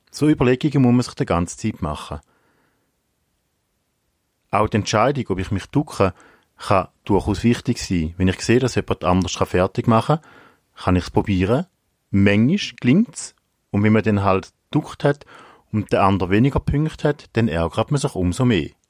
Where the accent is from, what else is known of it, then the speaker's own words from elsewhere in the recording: Eastern Switzerland, Switzerland; now in Winterthur, Switzerland; Ich bin aufgewachsen in der Ostschweiz und wohne jetzt in Winterthur.